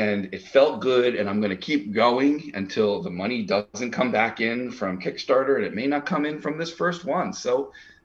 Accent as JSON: {"language": "English", "area": "Pine Barrens", "region": "New Jersey", "country": "United States", "tie": "born or raised there", "said": "I grew up in the Pine Barrens where the Jersey Devil is"}